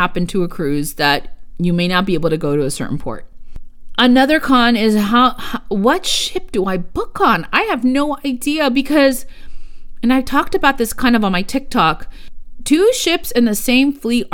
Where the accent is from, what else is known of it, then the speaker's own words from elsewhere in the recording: United States; first language Spanish; English is a second language; I am Mexican-American. My first language was Spanish. And I learned English in schools. I don't have an accent in English